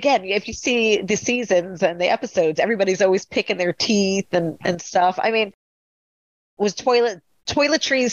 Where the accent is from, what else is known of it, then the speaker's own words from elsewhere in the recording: Long Island, New York, United States; I am from Long Island